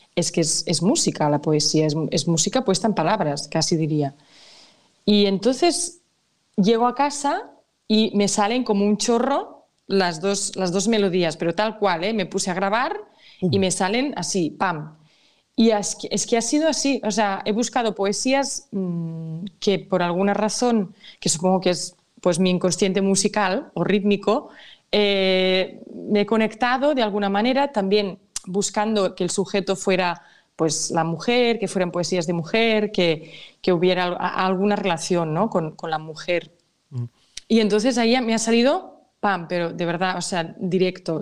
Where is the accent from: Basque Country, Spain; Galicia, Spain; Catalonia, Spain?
Catalonia, Spain; mi tierra, es de mi cultura